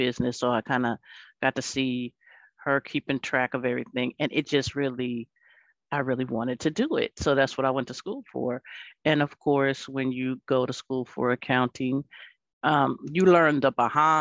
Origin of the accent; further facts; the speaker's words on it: Los Angeles, California, United States; I grew up in Los Angeles